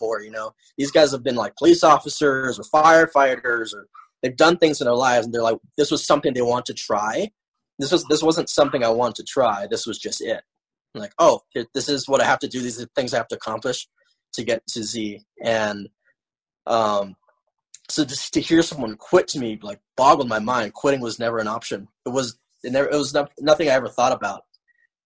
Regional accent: Hawaii, United States; while I was growing up in Hawaii

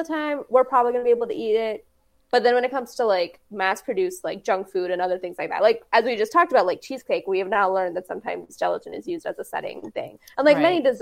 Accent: Texas, United States; I'm originally from Texas

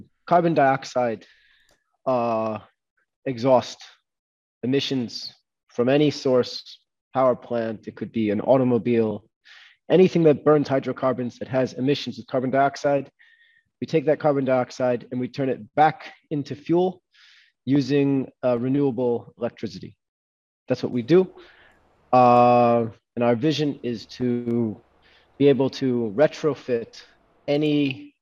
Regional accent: United States; moved away as an adult; also born or lived in London, United Kingdom / New York City, United States; now in Israel; I was born in London, grew up my whole life in New Jersey, in New York City, and I moved to Israel 6 years ago

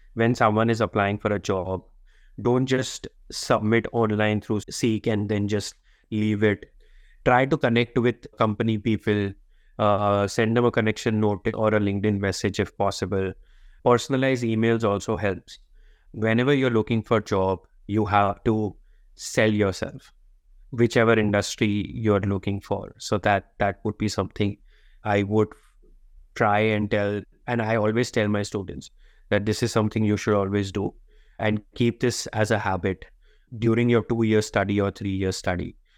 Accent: India; moved away as an adult; also born or lived in Sydney, Australia; now in Canberra, Australia; I come from India

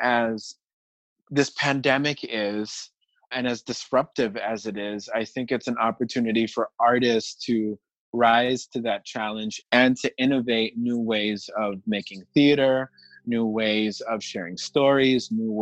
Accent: Panama; now in New York, United States; I'm originally from Panama

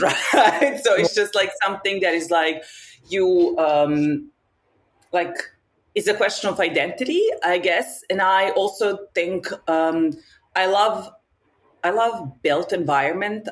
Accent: Novi Sad, Vojvodina, Serbia; moved away as an adult; now in Paris, France; I am originally from Novi Sad in Serbia, and I've been living here for the last 12 years. Um, and yeah, I'm in Paris.

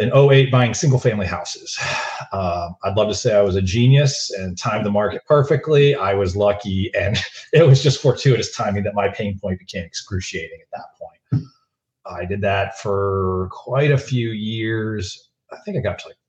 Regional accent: Florida, United States; moved away as an adult; now in Dallas, United States; I grew up in Florida

